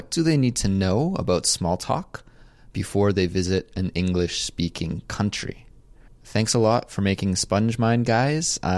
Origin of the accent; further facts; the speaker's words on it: Canada; moved away as an adult; now in South Korea; And I'm a Canadian, but I'm currently living in South Korea, teaching English and learning Korean.